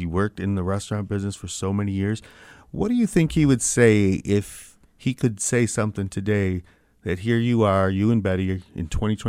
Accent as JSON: {"language": "English", "town": "Saginaw", "region": "Michigan", "country": "United States", "said": "we're from Saginaw, Michigan"}